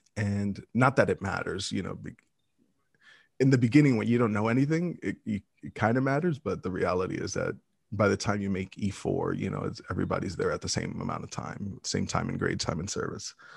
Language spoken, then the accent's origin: English; New York City, New York, United States; moved away as an adult; also born or lived in Texas / Midwest; Brooklyn, New York. I was born and raised in New York City